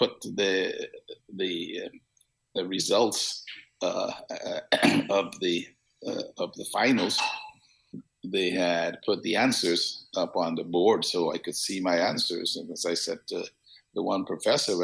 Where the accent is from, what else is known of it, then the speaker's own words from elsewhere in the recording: Georgetown, Demerara-Mahaica, Guyana; moved away as an adult; now in United States; I was born in Georgetown, what was British Guiana, is now Guyana, Georgetown, Guyana